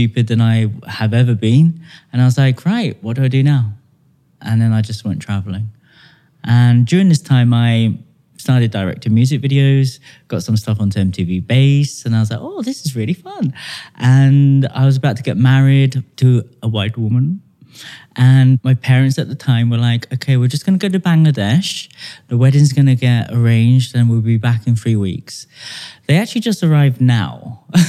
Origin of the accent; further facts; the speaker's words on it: United Kingdom; I'm British born